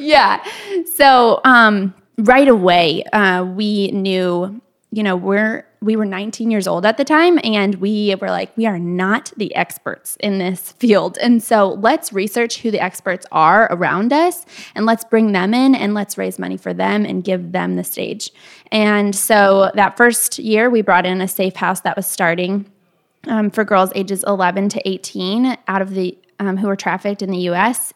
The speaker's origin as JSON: {"language": "English", "town": "Kalamazoo", "region": "Michigan", "country": "United States", "tie": "born or raised there", "moved": "as an adult", "lives_now": "Nashville, United States", "said": "We grew up in the Kalamazoo area"}